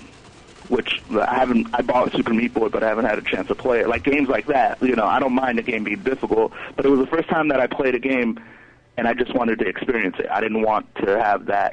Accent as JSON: {"language": "English", "region": "Maryland", "country": "United States", "said": "I come from Maryland"}